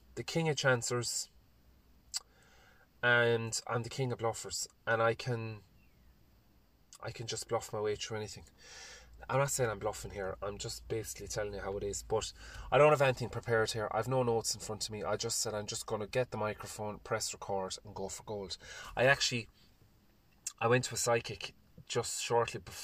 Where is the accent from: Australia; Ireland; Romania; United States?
Ireland; I also love being an Irish man